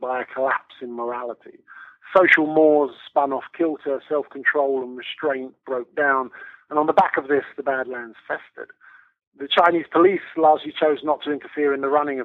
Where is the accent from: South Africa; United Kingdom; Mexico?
United Kingdom; moved away as an adult; now in China; I've lived in China as a Brit. I've lived in China for over 20 years now